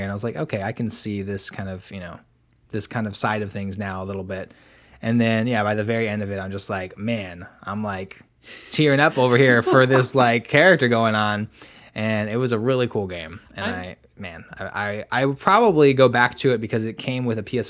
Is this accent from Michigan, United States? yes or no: no; New York, United States; but I'm from New York